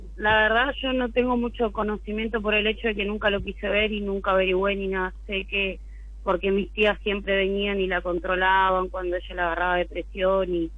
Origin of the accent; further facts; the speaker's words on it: San Miguel, Buenos Aires Province, Argentina; San Miguel, Buenos Aires, San Miguel